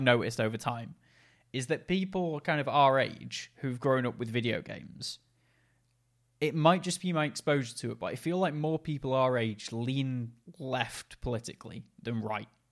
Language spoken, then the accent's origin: English; Macclesfield, North West England, United Kingdom; he came to my hometown